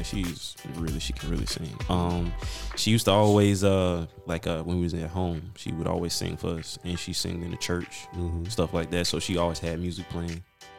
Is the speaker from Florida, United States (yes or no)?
yes; Bartow, Florida, United States; also born or lived in Georgia / Vilseck, Germany; I'm from Bartow. Bartow, Florida. Polk County, 863.